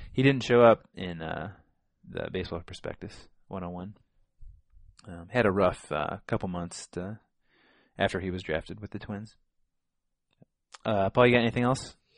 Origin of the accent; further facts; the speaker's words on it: Illinois, United States; growing up in Illinois